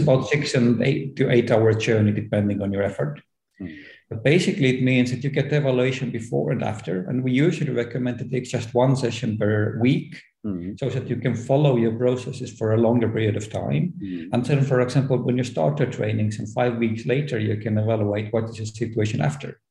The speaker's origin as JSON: {"language": "English", "country": "Estonia", "said": "as I am from Estonia, where everything is digital"}